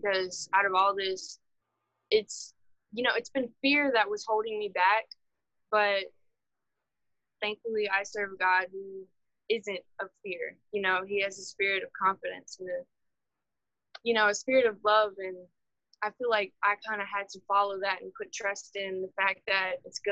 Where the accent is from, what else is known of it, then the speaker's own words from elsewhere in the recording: Marksville, Louisiana, United States; also born or lived in Baton Rouge; I'm from Marksville